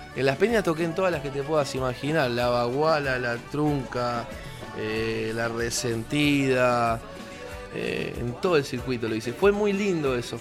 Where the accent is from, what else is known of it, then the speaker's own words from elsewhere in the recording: Avellaneda, Buenos Aires Province, Argentina; Soy de Avellaneda y en, mi lugar, la verdad, la gente escucha eh, cualquier cosa